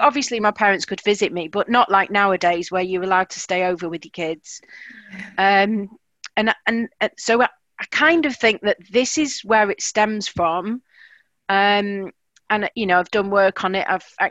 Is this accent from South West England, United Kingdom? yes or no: no; Blackpool, North West England, United Kingdom; moved away as an adult; now in South of England, United Kingdom; I'm from Blackpool, originally